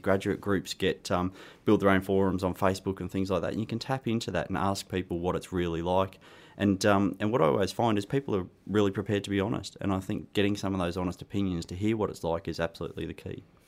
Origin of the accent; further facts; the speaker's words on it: Australia; accent: Australian; moved away; I started my career, um, actually in Australia, hence my accent.